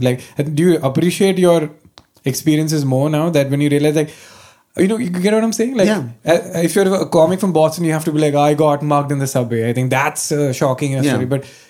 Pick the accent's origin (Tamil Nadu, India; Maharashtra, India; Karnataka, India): Karnataka, India; Bangalore; moved away as an adult; now in Mumbai, India; I came from Bangalore.